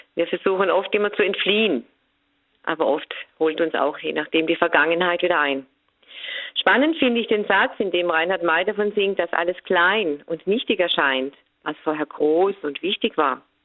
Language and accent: German; Germany; bei uns in Deutschland